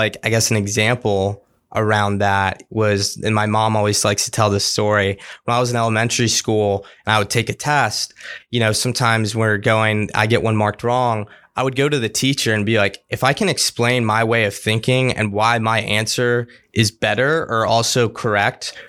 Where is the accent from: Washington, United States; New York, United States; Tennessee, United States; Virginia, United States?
Virginia, United States; Fairfax; I grew up in Fairfax, Virginia. So I've lived here all my life. Haven't moved at all.